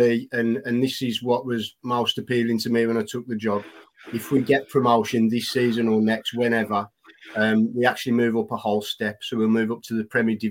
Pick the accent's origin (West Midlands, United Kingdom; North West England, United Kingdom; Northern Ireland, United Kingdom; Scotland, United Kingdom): West Midlands, United Kingdom; Wolverhampton; Wolves are my hometown